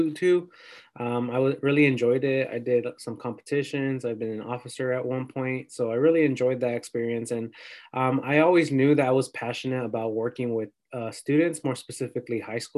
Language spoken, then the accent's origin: English; Perris, California, United States; moved away as an adult; also born or lived in San Luis Obispo, California; I'm from Paris, California.